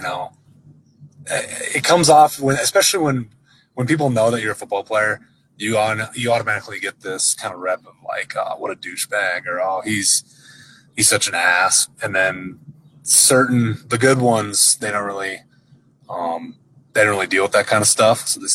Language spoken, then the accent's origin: English; Iowa City, Iowa, United States; also born or lived in West Branch, Iowa; I grew up in Iowa City for my first like 12 years.